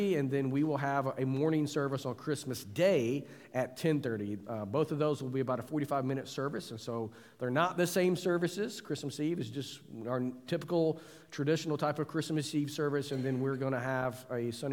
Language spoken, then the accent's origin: English; United States; as an American pastor